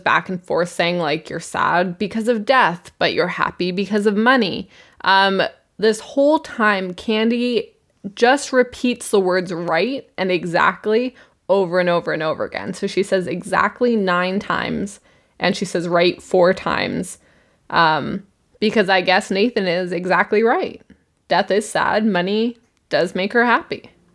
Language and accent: English; Canada; we are humble Canadians